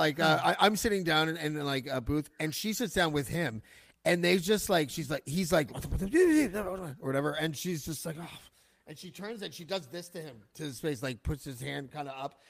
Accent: Canada; I'm not a radio station and I'm from Canada.

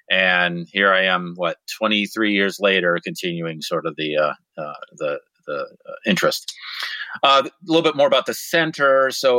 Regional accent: the Thumb of Michigan, United States; moved away as an adult; now in Chapel Hill, United States; So I was born and raised in the Thumb of Michigan and sort of lived in rural health and didn't really know any other way

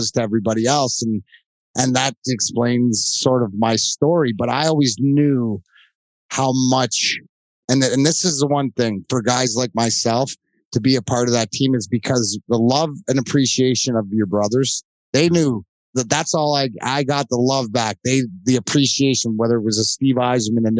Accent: Leamington, Ontario, Canada; now in United States; I came from Leamington, Ontario. Right, I grew up with a bunch of guys that worked, you know, in the fields

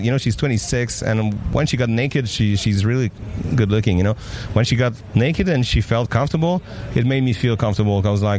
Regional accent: France; English is a second language; you can tell I'm French. But, I mean, my accent and everything

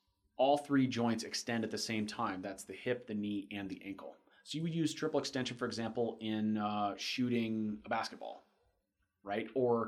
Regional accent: Florida, United States

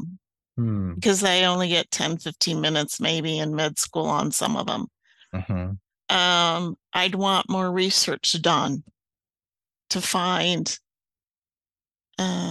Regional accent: Kearney, Nebraska, United States; now in Arizona, United States; I grew up in the Midwest in Kearney, Nebraska

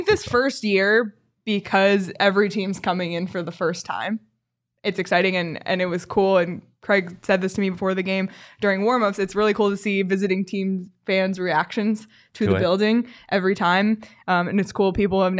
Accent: Canada; And it's cool for me too, like as a Canadian, getting to talk to Gunther and to Coach Tourigny

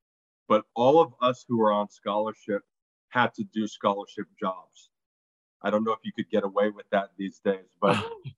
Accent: New York, United States; born there; also born or lived in Barbados; So I was born in New York.

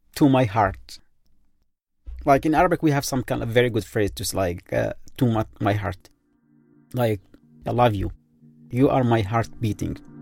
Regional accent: Yemen; moved away

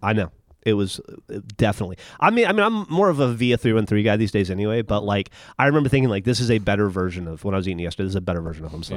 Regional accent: Alabama, United States; moved away as an adult; now in Austin, United States; I was from Alabama

